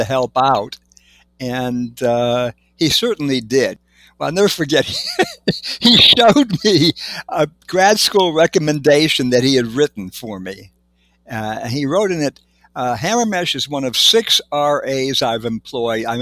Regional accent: Villa Park, Illinois, United States; moved away as an adult; I grew up in Villa Park, Illinois, from ages 11 through 18

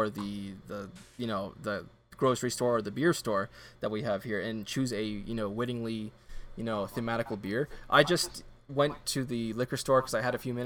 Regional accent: Canada; I'm a Canadian. French is my second language

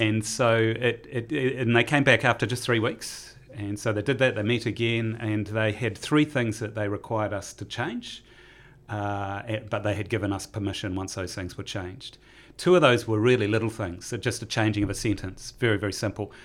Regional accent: Taranaki, New Zealand; growing up in Taranaki

